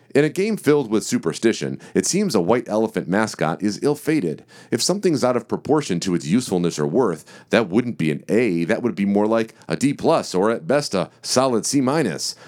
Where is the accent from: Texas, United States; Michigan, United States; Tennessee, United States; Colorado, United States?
Michigan, United States; Detroit; my hometown team of the Detroit Tigers